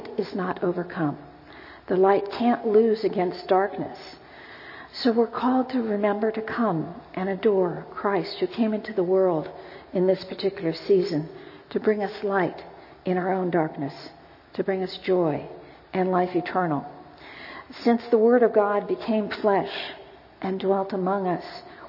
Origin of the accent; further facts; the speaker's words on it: United States; as an American, quite frankly, I'm always embarrassed that I can only speak English